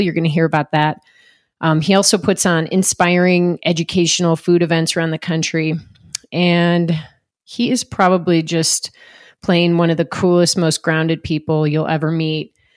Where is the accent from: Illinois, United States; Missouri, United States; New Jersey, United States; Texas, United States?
Illinois, United States; Chicago; I grew up swimming too in Chicagoland, another Midwest, yeah. you know, kid